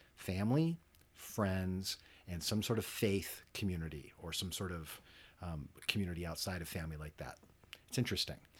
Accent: United States; as an American, as a, you know, middle class American

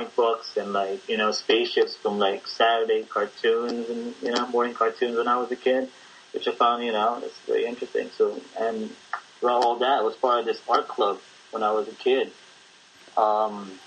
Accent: Manila, Metro Manila, Philippines; now in United States; I grew up in Intramuros, which is a district in Manila

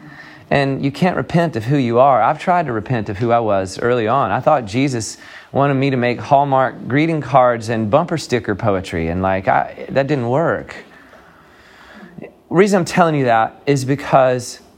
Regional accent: the South, United States; I come from the South

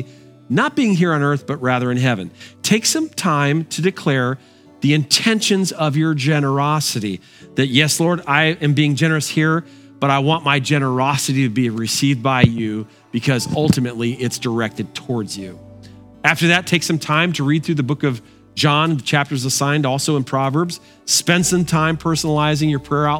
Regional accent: Bristol, Connecticut, United States; my hometown, Bristol, Connecticut

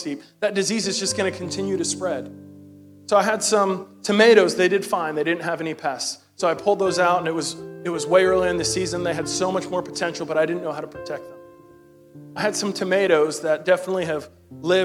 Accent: New York City, New York, United States; I'm from Brooklyn, New York

